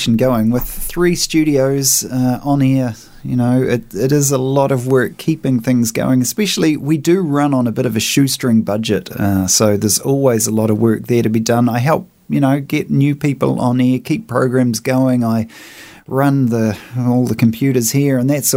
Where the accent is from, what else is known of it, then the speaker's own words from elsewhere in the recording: Invercargill, Southland, New Zealand; now in Nelson, New Zealand; I'm from Invercargill originally, so you know, most of us down there seemed to at some point get into the hard rock